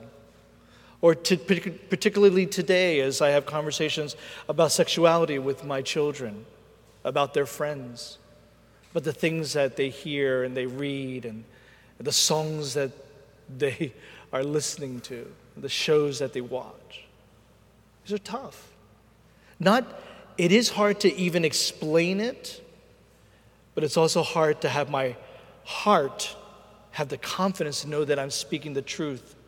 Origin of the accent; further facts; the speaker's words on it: Philadelphia, Pennsylvania, United States; I'm from Philadelphia, born and raised.